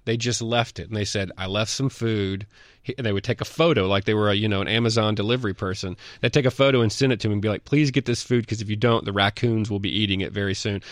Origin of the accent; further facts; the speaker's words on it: Mississippi, United States; I'm from Mississippi